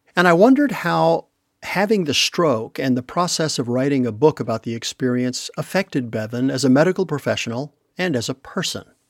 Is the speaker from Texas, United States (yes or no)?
yes; Texas, United States; We're both originally from Texas